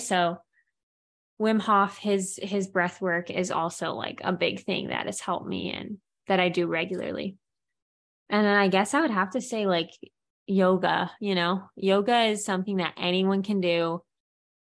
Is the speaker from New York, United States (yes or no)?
no; Santa Barbara, California, United States; born there; this church is an amazing place that I was born in Santa Barbara in California.